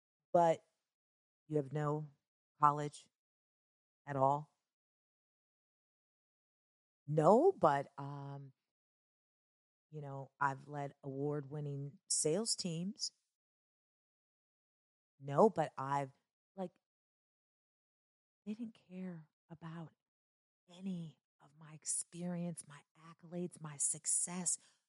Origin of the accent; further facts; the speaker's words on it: Chicago, Illinois, United States; also born or lived in Kentucky; even though I was born and raised in Chicago, there was a lot of back and forth from Chicago to Kentucky